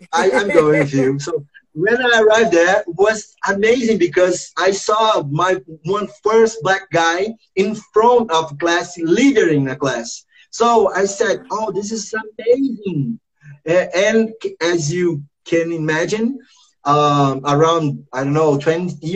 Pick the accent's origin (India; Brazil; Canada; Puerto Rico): Brazil; Rio de Janeiro; English is a second language; I was born here in Rio, in the first favela, Morro da Providência